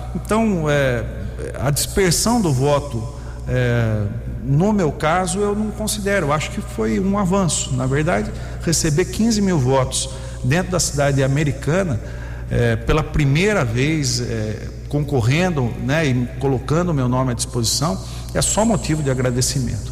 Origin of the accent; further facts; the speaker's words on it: Brazil; como brasileiro